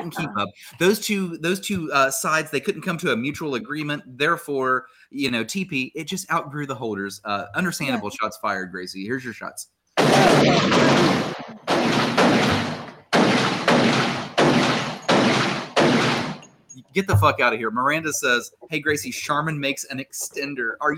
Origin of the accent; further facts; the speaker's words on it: Huntington, West Virginia, United States; I'm from here, born and raised. I'm actually proudly from the Stend, Jason. I'm proudly from the west end of Huntington